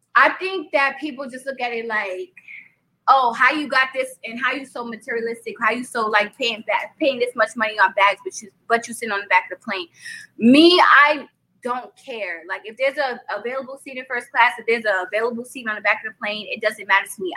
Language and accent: English; New York, United States; accent: New York; I'm from New York, Brooklyn at that.